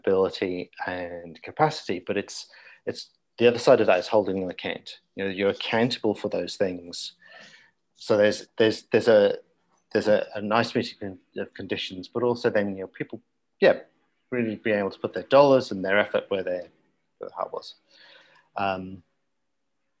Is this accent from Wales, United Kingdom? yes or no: yes; South Wales, United Kingdom; when I was growing up in Old South Wales